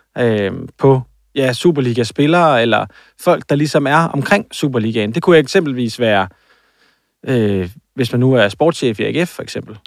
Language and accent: Danish; Aarhus, Central Denmark Region, Denmark; det er ikke så lang tid, eller så langt øh, fra, hvor jeg er vokset op.